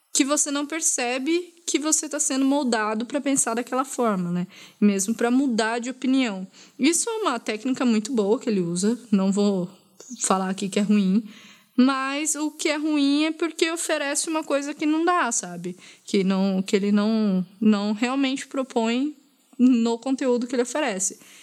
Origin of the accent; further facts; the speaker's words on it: Brazil; como brasileira